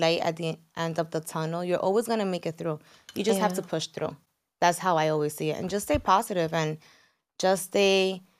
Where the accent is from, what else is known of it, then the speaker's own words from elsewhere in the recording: San Francisco de Macorís, Duarte, Dominican Republic; We're from San Francisco de Macorís in DR.